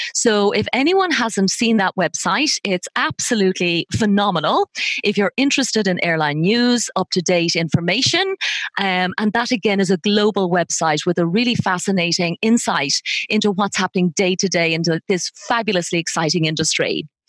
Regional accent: Ireland; a fellow Irishman

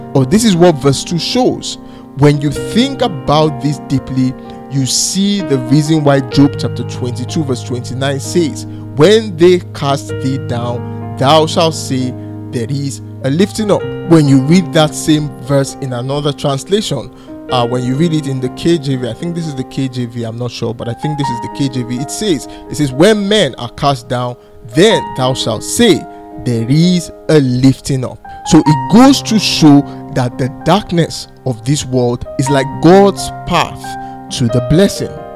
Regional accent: Nigeria; I'm from Nigeria, I live in Nigeria, and I work from Nigeria

